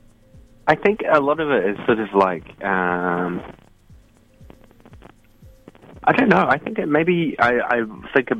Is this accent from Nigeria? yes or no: no; Christchurch, Canterbury, New Zealand; now in Auckland, New Zealand; I'm initially from Christchurch.